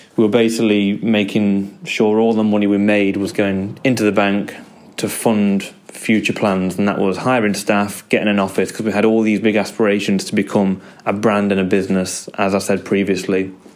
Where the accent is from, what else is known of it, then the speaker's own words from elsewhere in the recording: Derby, East Midlands, United Kingdom; I'm from Derby in the UK